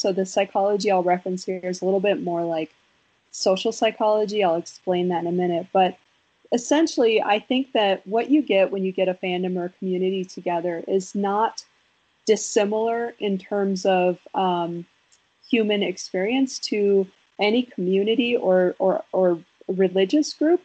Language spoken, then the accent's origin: English; Wisconsin, United States; I'm from Wisconsin